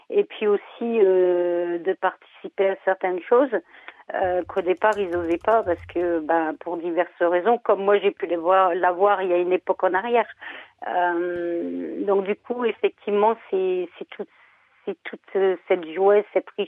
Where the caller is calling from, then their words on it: Lille, Hauts-de-France, France; Je suis de Lille.